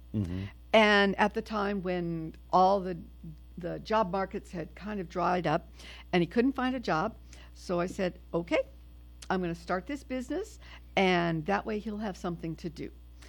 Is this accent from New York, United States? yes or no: no; New Orleans, Louisiana, United States; moved away; I am originally from New Orleans.